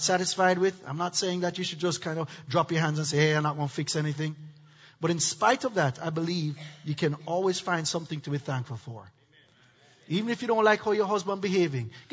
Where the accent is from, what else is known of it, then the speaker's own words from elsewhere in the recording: Jamaica; now in United States; I'm from Jamaica.